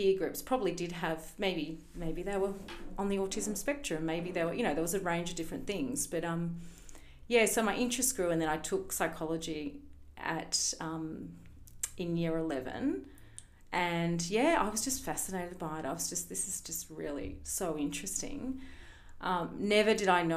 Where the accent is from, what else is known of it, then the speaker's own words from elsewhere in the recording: Melbourne, Victoria, Australia; moved away; I'm actually from Melbourne originally.